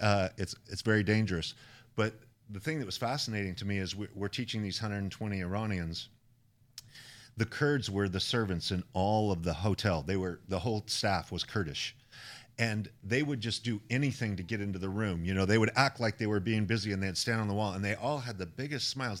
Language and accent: English; Idaho, United States; I come from Idaho